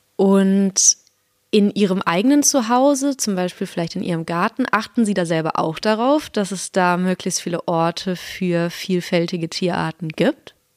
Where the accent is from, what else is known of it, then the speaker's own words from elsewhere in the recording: North Rhine-Westphalia, Germany; moved away; ich komme vom anderen Ende aus Deutschland, nämlich aus Nordrhein-Westfalen